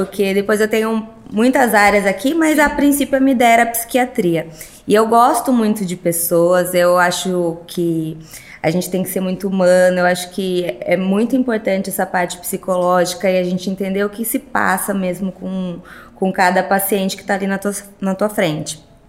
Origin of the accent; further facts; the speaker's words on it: Sorocaba, São Paulo, Brazil; also born or lived in Rio de Janeiro; sou de Sorocaba, nasci em Sorocaba, fiz minha formação na PUC São Paulo, que também é Sorocaba